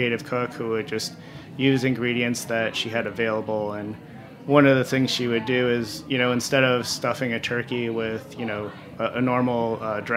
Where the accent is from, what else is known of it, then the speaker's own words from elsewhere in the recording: Longmeadow, Massachusetts, United States; also born or lived in Springfield, Massachusetts; I grew up in the Springfield, Massachusetts area, and then when I was in fifth grade, I moved over into a bordering town, Longmeadow.